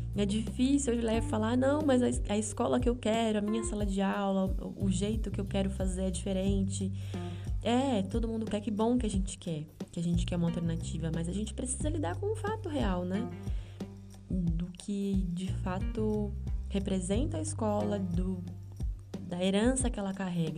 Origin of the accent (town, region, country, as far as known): Brazil; first language Portuguese